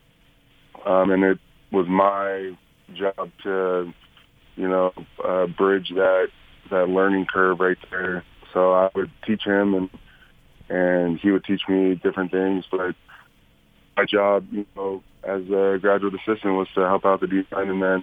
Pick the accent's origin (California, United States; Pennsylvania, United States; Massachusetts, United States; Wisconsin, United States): California, United States; Southern; growing up in Southern California and watching USC